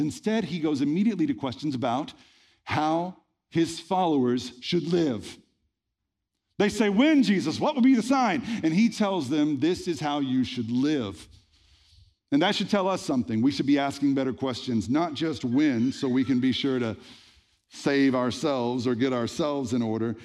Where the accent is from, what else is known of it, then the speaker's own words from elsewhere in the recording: the Bible Belt, United States; I grew up in the Bible Belt in the eighties and nineties